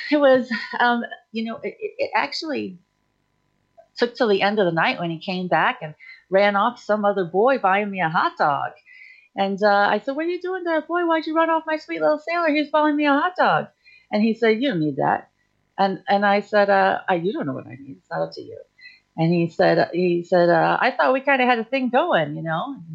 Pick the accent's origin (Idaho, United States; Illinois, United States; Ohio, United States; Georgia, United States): Idaho, United States; also born or lived in Newport / Chicago / Texas / Florida; I was born in Newport, Rhode Island, but I grew up in Chicago and, until elementary school. And then I did middle school and high school out in Idaho, but I've lived in Texas and we were in Florida at the moment.